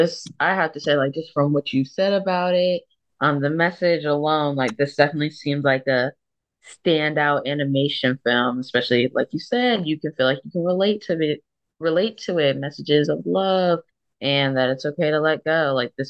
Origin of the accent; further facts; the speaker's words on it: Delaware, United States; from Delaware